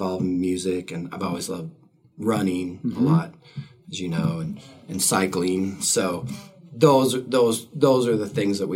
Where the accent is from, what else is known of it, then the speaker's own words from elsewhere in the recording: Helena, Montana, United States; now in Missoula, United States; I grew up in Helena